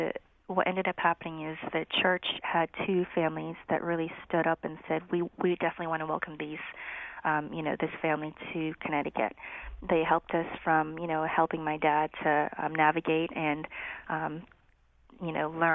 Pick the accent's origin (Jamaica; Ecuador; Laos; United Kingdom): Laos; now in United States; So I am a refugee from Laos. I consider myself Chinese Lao American. We were very fortunate to be able to come to the United States because we had sponsorship from a church in Wallingford.